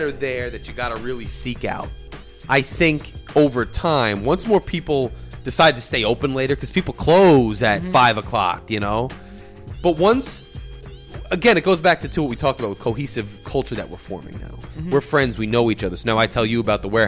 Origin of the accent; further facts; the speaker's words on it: Freehold, New Jersey, United States; moved away as an adult; now in Newark, United States; growing up in Freehold, I mean that's a suburb